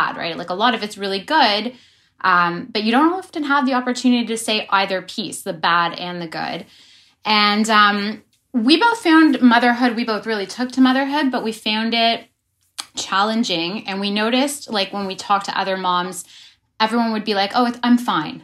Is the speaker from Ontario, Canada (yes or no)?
yes; Toronto, Ontario, Canada; we grew up in Toronto